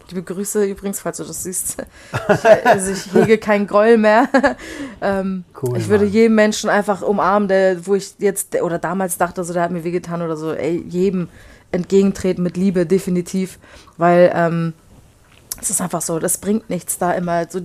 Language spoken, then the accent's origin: German; Poland; Also ich komme ja aus Polen und da ist, ist man halt auch gewohnt, kurze zu trinken